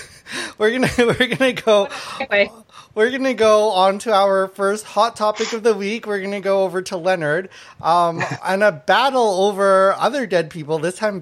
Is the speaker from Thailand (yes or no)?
yes; Thailand; also born or lived in Laos; now in Canada; I was born in Thailand, and my family's from Laos and Thai